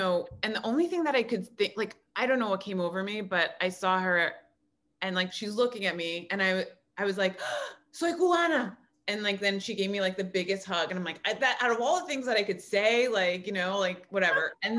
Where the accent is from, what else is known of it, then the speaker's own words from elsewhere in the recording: New York City, New York, United States; I'm from the Bronx. And like, I was born there.